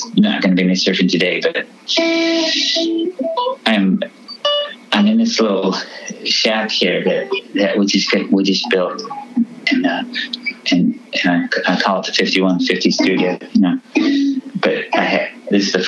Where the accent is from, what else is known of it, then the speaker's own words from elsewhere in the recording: Fresno, California, United States; also born or lived in North Sydney, Australia / Philippines / San Luis Obispo, California; I was moving back from Philippines to Australia and then moved to Fresno